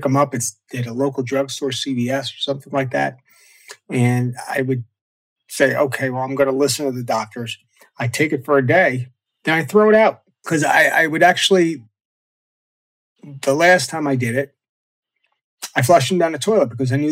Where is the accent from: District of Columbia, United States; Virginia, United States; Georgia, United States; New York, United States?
New York, United States; Long Island; also born or lived in Ohio; I grew up on Long Island on the East Coast here